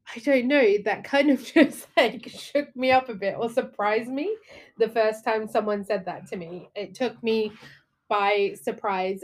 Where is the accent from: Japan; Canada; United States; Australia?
Australia; now in United Kingdom; from my point of view as an Australian